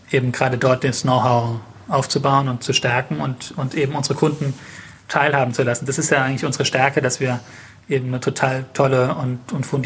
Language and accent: German; Mannheim, Baden-Württemberg, Germany; wir sind Mannheimer und wir fühlen uns in Mannheim sehr wohl und wir sind in Mannheim sehr stark vernetzt.